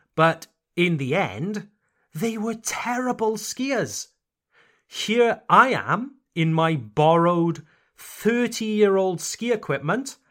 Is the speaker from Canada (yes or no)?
no; Wales, United Kingdom; now in Mulhouse, France; My home country, Wales, Le Pays de Galles